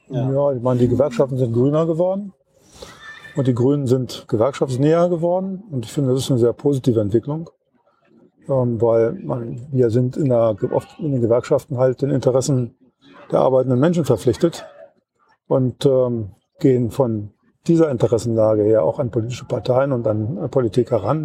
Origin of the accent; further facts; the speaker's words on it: Wolfsburg, Lower Saxony, Germany; Ich komme aus Wolfsburg